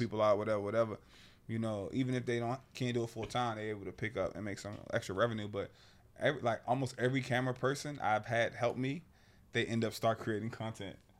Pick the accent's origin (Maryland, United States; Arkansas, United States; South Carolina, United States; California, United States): Maryland, United States; Annapolis; moved away as an adult; born and raised in Annapolis, Maryland